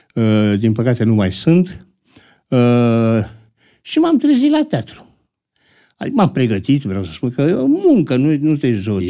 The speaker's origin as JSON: {"language": "Romanian", "region": "Bucharest", "country": "Romania", "tie": "born or raised there", "said": "M-am născut în București, dar uh, Uh, am făcut liceul uh, la Cantemir"}